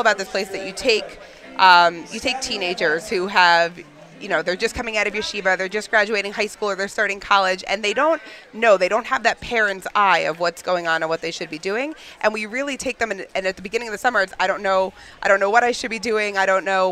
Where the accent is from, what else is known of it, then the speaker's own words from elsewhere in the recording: East Brunswick, New Jersey, United States; I am from East Brunswick, New Jersey